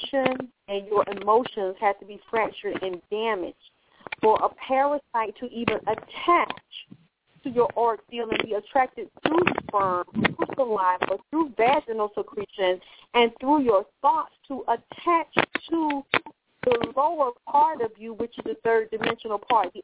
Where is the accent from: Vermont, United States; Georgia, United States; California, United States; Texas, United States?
Georgia, United States; I was raised in Georgia